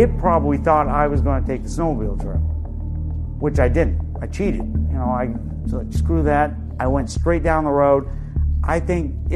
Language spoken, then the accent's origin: English; Newport, Vermont, United States; I'm originally from Newport, Vermont. Grew up there most of my young life.